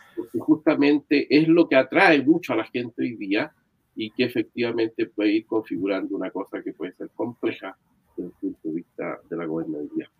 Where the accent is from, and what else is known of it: Chile